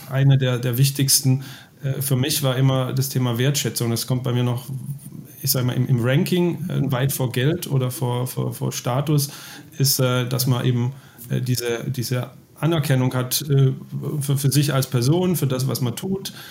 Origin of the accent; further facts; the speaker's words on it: Baden-Württemberg, Germany; das ist ja für uns Schwaben auch, also ich bin ja aus Baden-Württemberg